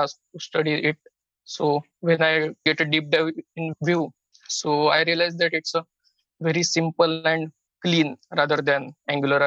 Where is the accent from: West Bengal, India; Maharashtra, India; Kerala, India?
Maharashtra, India; Pune; I come from India, called a city Pune.